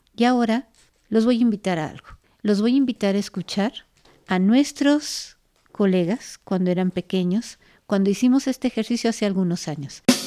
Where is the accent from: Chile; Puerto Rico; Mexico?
Mexico; nosotros como mexicanos